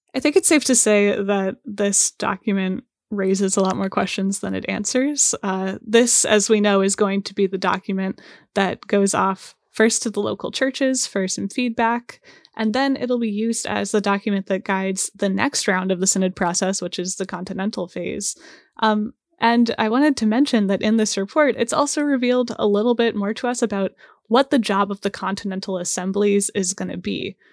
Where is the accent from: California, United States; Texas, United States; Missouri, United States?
Missouri, United States; St. Louis; I was growing up in the Archdiocese of Saint Louis